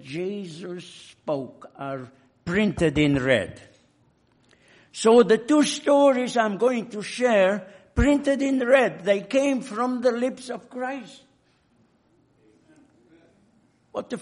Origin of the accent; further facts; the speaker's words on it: Hungary; moved away; In my home country, in Hungary